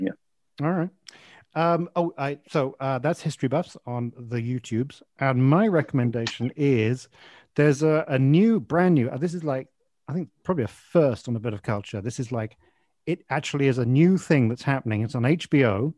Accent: England, United Kingdom; also born or lived in Malaysia; we moved to from Malaysia to England uh, when I was about five years old

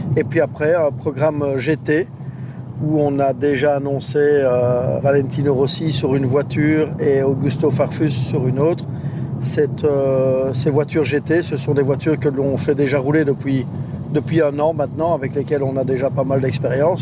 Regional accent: Verviers, Wallonia, Belgium; je suis d'abord de la, région d'ici, je suis originaire de Verviers

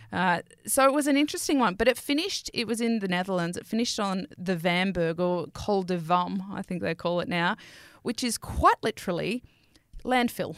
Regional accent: Sydney, New South Wales, Australia; I'm from Western Sydney

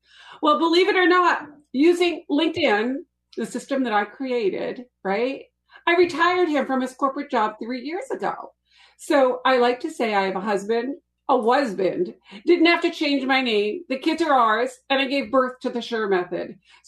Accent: Boston, Massachusetts, United States; Well, I actually grew up in Boston, but you can't tell from my accent.

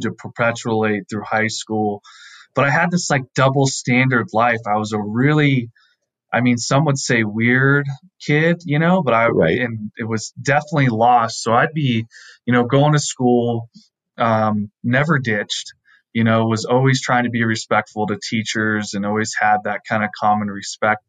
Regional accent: Southern California, United States; I grew up in Southern California.

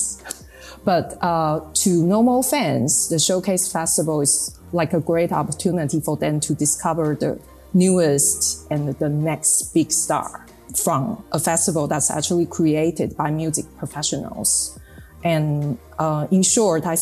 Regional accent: Taipei, Taiwan; also born or lived in Netherlands / United Kingdom; we are from Taipei

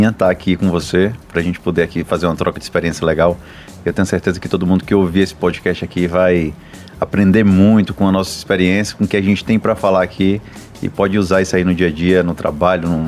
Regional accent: Fortaleza, Ceará, Brazil; Sou de Sobral, não, sou de Fortaleza, cara.

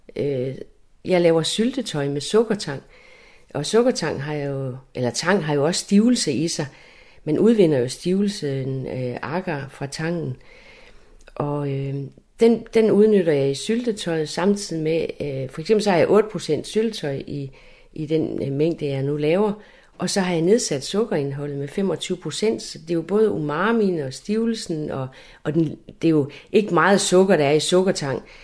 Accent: Læsø, North Denmark Region, Denmark; moved away as an adult; Jeg er jo født og opvokset på Læsø, og jeg er født op ved Vestø, ved havnen

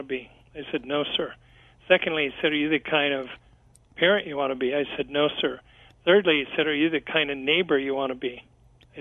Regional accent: Kansas City, Missouri, United States; here in my hometown of Kansas City

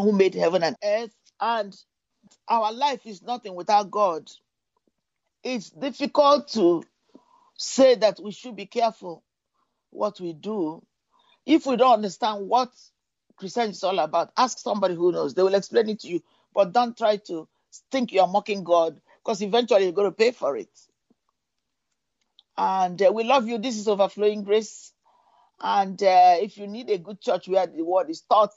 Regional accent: United Kingdom; now in United States; I grew up in Britain

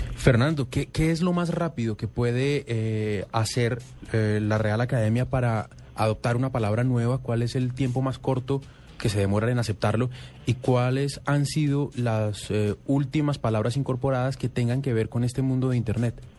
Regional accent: Colombia; somos comafóbicos los colombianos

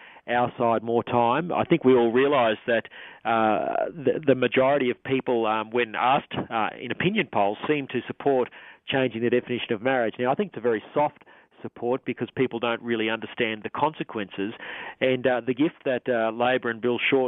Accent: Australia; our fellow Australians

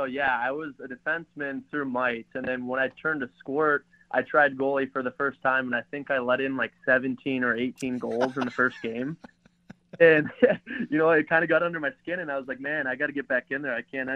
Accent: Minnesota, United States; And I know growing up in Minnesota, I was fortunate to have instruction from a lot of good hockey players

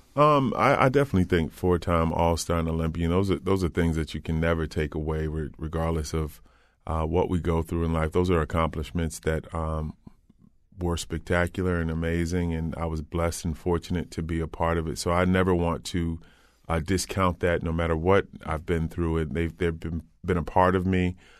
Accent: Old Saybrook, Connecticut, United States; I grew up in Old Saybrook

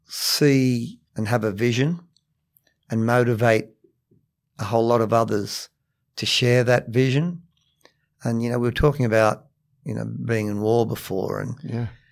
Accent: Cabramatta, New South Wales, Australia; also born or lived in Matraville; I grew up in Cabramatta

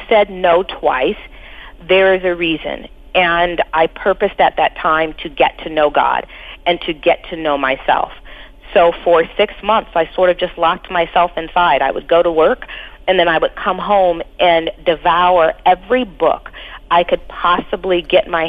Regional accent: Pasadena, California, United States; also born or lived in Los Angeles, California; we grew up in Pasadena

